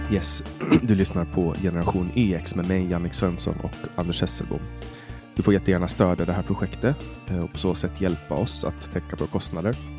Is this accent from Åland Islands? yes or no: yes; Åland Islands; Jag skulle säga ålänning